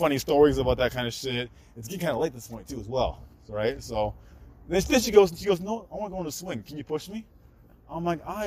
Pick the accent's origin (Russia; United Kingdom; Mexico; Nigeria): Nigeria; I'm Nigerian